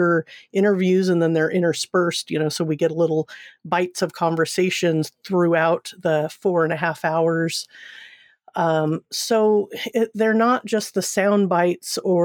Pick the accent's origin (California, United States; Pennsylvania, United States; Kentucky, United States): California, United States; Seal Beach; moved away; I'm from Southern California originally, from Seal Beach